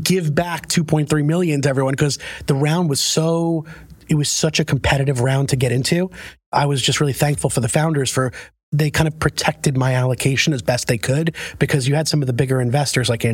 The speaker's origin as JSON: {"language": "English", "town": "New York City", "region": "New York", "country": "United States", "tie": "born or raised there", "moved": "as an adult", "lives_now": "Connecticut, United States", "said": "I'm a New Yorker through and through. I lived in New York my entire life"}